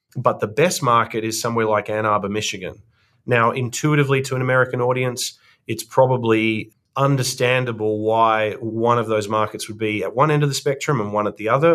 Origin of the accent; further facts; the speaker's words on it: Australia; accent: Australian; moved away as an adult; now in Cambridge, United States; As the audience will tell from my accent, I'm Australian